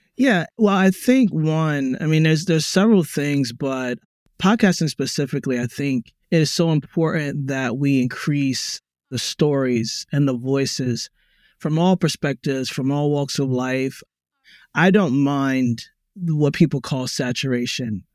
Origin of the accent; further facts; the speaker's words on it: Baltimore, Maryland, United States; Black American, I was born in Baltimore